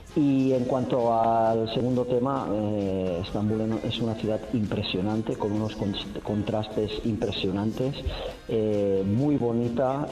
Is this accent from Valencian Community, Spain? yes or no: no; Badalona, Catalonia, Spain; moved away as an adult; now in Istanbul, Turkey; yo soy de Badalona